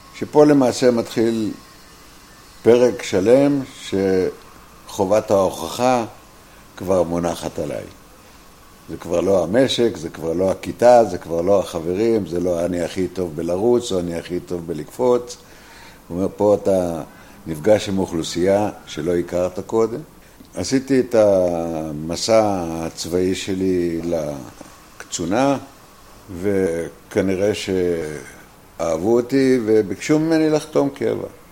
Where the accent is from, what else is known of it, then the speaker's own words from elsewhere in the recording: Ashdot Ya'akov, Northern District, Israel; also born or lived in New York; אני נולדתי באשדות יעקב, בעמק הירדן. 1942. אנחנו גדלנו כאנשי אדמה